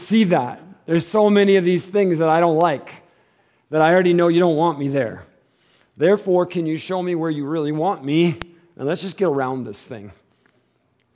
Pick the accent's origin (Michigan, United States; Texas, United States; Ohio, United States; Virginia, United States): Michigan, United States; moved away as an adult; now in Tucson, United States; We're from Michigan.